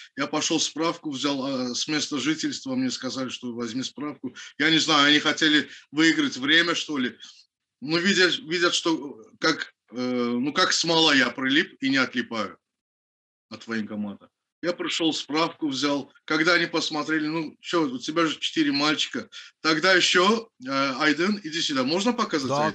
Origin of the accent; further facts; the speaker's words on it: Baku, Azerbaijan; я родился в городе Баку, в поселке Пиршаги